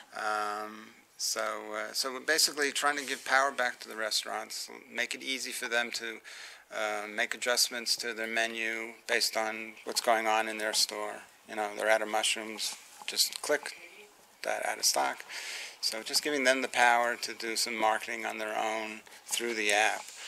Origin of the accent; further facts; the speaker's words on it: New York City, New York, United States; I was born in the Bronx